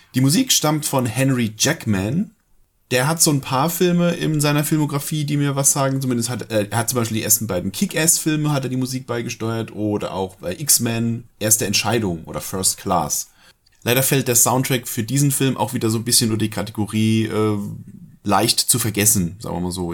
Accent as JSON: {"language": "German", "country": "Germany", "said": "bei uns in Deutschland"}